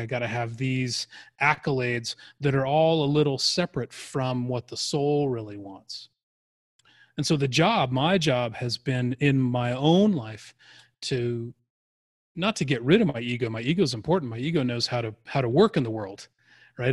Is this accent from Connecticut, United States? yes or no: no; Arizona, United States; I grew up in Arizona.